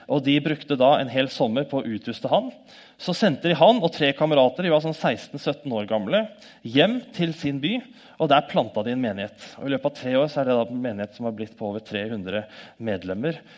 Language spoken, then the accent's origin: Norwegian; Norway; born there; så takker vi Gud for at vi er født i Norge og er så heldige.